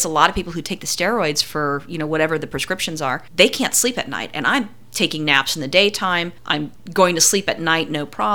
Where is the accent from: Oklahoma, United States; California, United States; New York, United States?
California, United States; we're from California. I never grew up with ticks or fleas